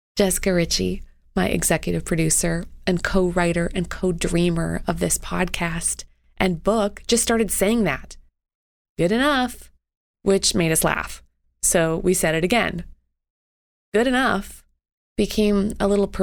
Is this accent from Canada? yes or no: yes; Canada; as a Canadian